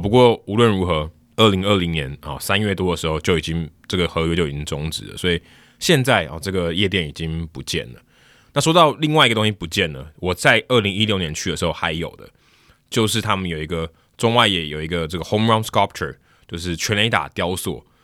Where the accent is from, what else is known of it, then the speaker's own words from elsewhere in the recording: Taiwan; 我是从台湾来的